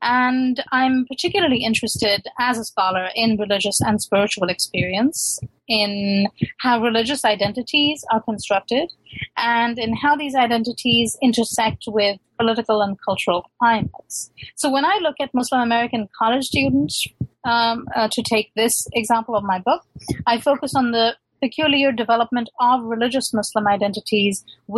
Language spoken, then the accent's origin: English; London, United Kingdom; born there; I'm a true immigrant. I was born in London, but my parents were one of those Pakistanis who decided not to stay in the West.